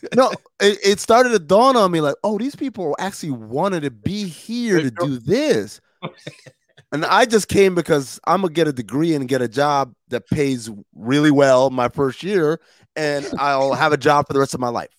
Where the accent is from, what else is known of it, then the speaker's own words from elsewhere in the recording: New York, United States; moved away; I'm from New York